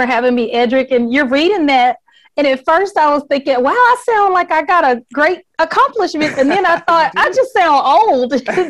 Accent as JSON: {"language": "English", "town": "Atlanta", "region": "Georgia", "country": "United States", "tie": "born or raised there", "said": "I am a hardcore Southerner. I grew up in Atlanta, and on the weekends, my family would go down to Barnesville, Georgia, where my mother is from."}